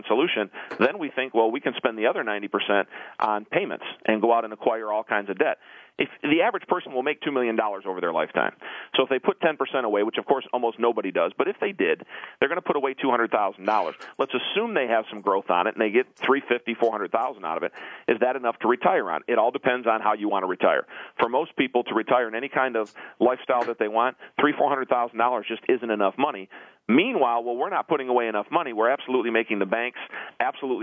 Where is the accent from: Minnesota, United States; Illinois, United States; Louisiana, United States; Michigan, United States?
Michigan, United States; Detroit; I'm normally from Detroit, but I'm in Atlanta